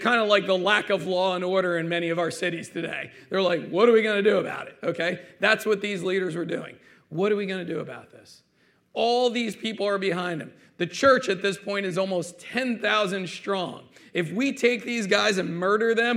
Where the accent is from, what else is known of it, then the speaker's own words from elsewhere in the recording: United States; as American citizens